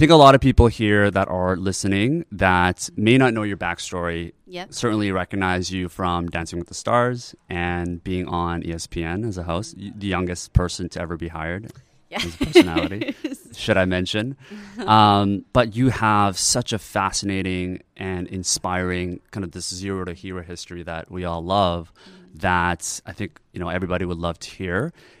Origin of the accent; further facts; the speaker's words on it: South Korea; moved away; I was born in Korea